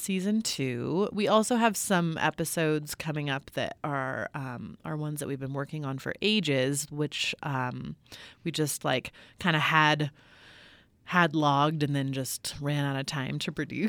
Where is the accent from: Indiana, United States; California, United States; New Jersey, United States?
California, United States; I grew up in California and I've been reporting on California for a long time